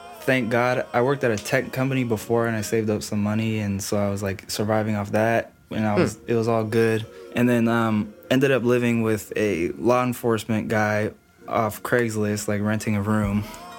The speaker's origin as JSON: {"language": "English", "town": "Chula Vista", "region": "California", "country": "United States", "said": "I'm originally from Chula Vista in San Diego. It's like East San Diego. So not a lot of people really go there or are from there really."}